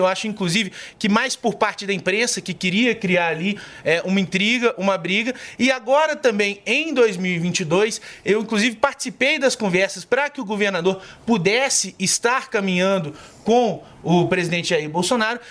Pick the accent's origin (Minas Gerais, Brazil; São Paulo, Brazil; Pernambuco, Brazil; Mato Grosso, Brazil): Minas Gerais, Brazil; Eu sou lá de Minas, eu sou deputado estadual